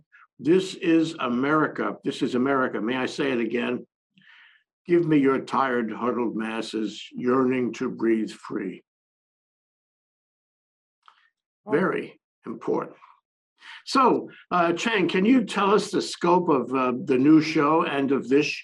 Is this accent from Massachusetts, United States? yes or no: no; New York, United States; I come from New York, which is, a city of immigrants.